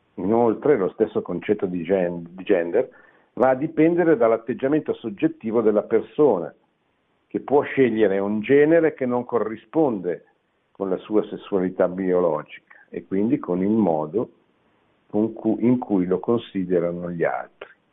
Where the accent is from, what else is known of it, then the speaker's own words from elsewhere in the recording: Italy; sono nato in Italia